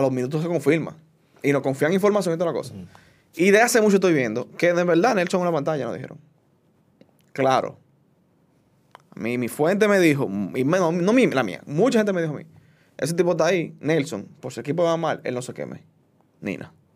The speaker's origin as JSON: {"language": "Spanish", "country": "Dominican Republic", "said": "como dominicano"}